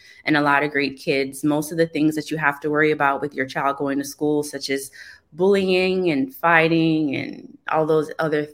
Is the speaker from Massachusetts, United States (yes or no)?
no; Hollywood, Florida, United States; also born or lived in Cooper City, Florida; I grew up in Hollywood, Florida